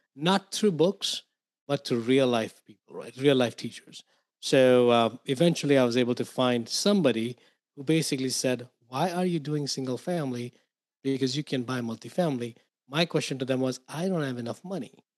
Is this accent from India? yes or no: yes; India; moved away as an adult; I grew up in India. Um, so I came here into this to this country about 22 years ago.